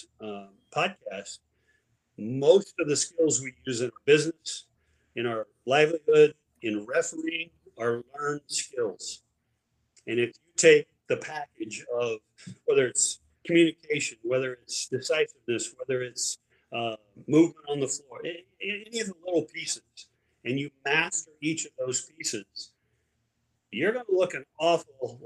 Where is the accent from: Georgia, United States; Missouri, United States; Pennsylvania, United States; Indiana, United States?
Indiana, United States; I'm from Indiana